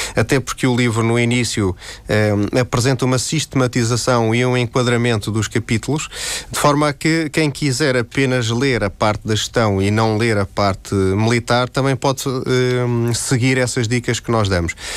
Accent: Terceira, Azores, Portugal; eu sou açoriano, eh, mais concretamente terceirense

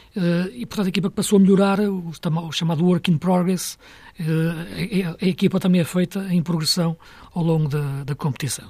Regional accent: Portugal; sendo português

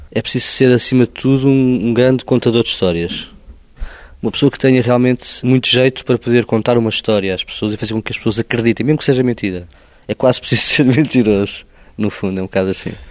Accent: Oeiras, Lisbon, Portugal; Eu não nasci em Lisboa, nasci em Leiras

